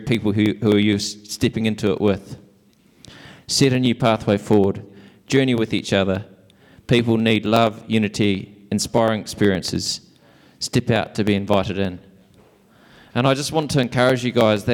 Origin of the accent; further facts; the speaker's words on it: Invercargill, Southland, New Zealand; I'm from Invercargill